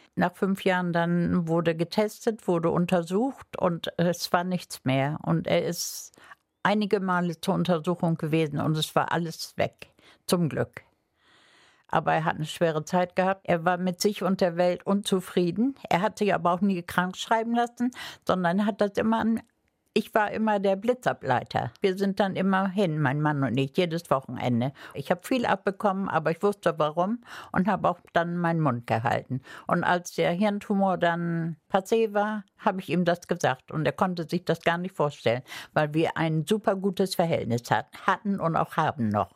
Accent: Langeoog, Lower Saxony, Germany; moved away as an adult; also born or lived in Cologne; now in Bremen, Germany; wir sind beide Ostfriesen, wir sind beide auf Langeoog geboren

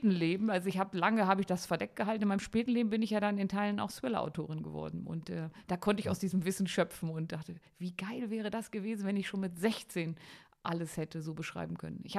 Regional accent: Harz, Germany; ich komme aus dem Harz und in der Gegend um

